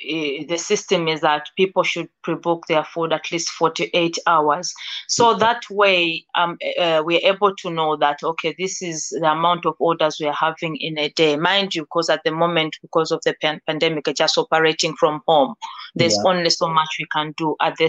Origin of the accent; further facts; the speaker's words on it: Malawi; to be able to travel back to my home country, Malawi, and also teach the same